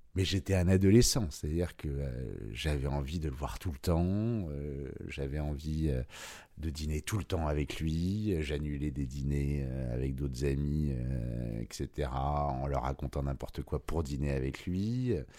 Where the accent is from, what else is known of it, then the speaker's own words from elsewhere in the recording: Paris, Île-de-France, France; J'ai grandi à Paris, euh, dans le 16e arrondissement jusqu'à 12 ans, puis après dans le 6e